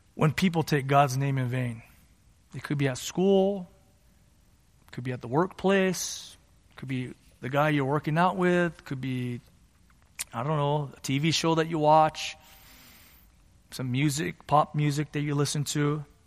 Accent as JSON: {"language": "English", "area": "San Gabriel Valley", "region": "California", "country": "United States", "tie": "born or raised there", "said": "I grew up in the San Gabriel Valley here and to immigrant parents"}